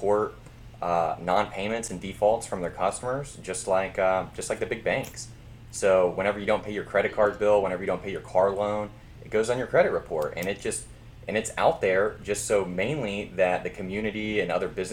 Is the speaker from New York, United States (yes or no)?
no; Memphis, Tennessee, United States; moved away as an adult; also born or lived in Louisiana; I grew up in Memphis